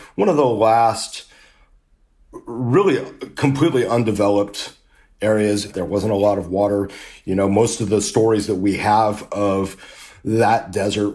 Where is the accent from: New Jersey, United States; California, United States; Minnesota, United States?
California, United States; Southern; I grew up in Southern California